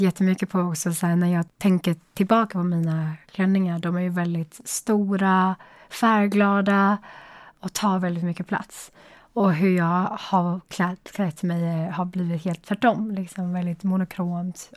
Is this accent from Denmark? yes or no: no; China; now in Sweden; där jag kommer ifrån